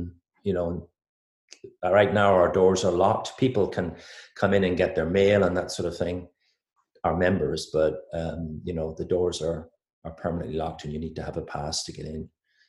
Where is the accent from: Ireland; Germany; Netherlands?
Ireland; accent: Irish; moved away as an adult; also born or lived in United Kingdom; now in Philadelphia, United States; I'm from Ireland. I call myself a corporate American with an Irish accent